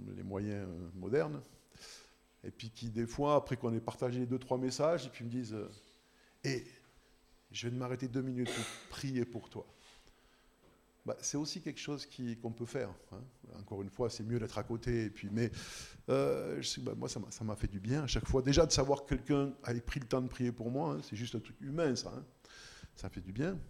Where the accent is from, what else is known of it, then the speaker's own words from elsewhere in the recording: Switzerland; on est suisse, en plus parce qu'on est chrétien